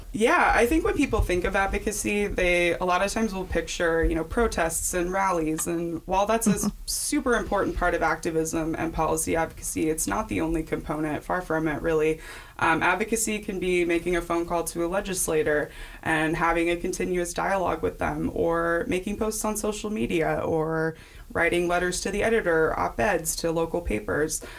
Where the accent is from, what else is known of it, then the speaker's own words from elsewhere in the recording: Kansas, United States; also born or lived in St. Louis, Missouri; here in Kansas